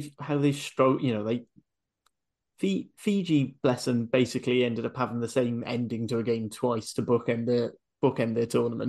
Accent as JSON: {"language": "English", "region": "Wales", "country": "United Kingdom", "said": "as a Welshman"}